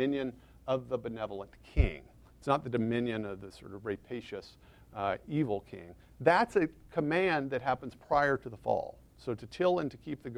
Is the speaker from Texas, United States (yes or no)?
yes; Texas, United States; accent: Texas; I'm from Texas